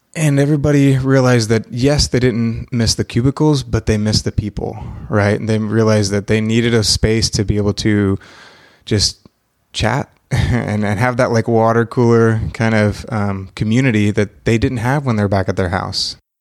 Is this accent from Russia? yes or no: no; Mexico; also born or lived in Texas / Oklahoma City; now in Wilkes County, United States; born in Texas, um, but I was raised in Mexico and have traveled abroad for a long time